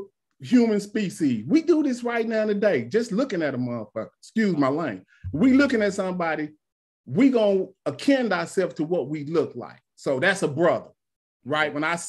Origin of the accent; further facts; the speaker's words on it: Texas, United States; I'm from Texas, bro.